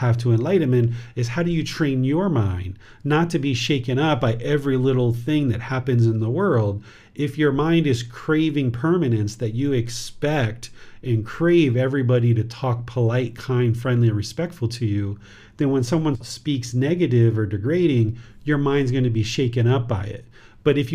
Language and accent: English; United States; now in Chiang Mai, Thailand; I was originally born in America